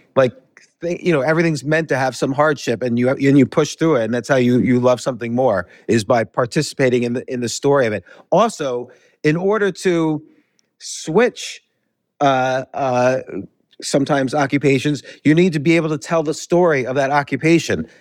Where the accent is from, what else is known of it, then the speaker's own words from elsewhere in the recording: United States; moved away as an adult; also born or lived in New York City / Key Biscayne, Florida; now in Georgia, United States; I grew up right outside of New York City.